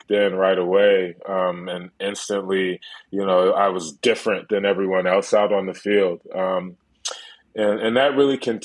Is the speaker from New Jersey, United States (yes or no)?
yes; Plainfield, New Jersey, United States; I grew up in Plainfield, New Jersey, in a place where everybody around me was arrested for cannabis